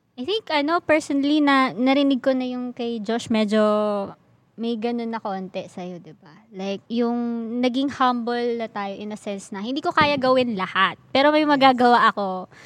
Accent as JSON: {"language": "Tagalog", "country": "Philippines", "said": "bilang Pilipino"}